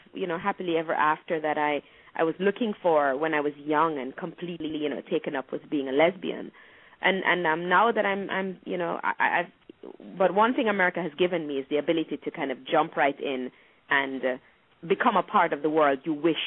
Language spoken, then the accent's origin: English; Montego Bay, Saint James, Jamaica; moved away as an adult; also born or lived in Kingston, Jamaica; now in New York, United States; I was born in Montego Bay, born in St. James, and then I left St. James to go to Kingston when I was 16 to go to university, and then I left for New York at 24.